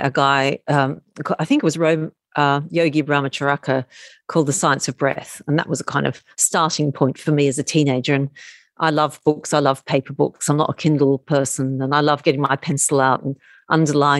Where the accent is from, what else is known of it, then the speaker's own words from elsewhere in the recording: Melbourne, Victoria, Australia; accent: Australian; moved away as an adult; as you can probably hear from my accent, I'm Australian. And I spent the first 28 years of my life living in Melbourne.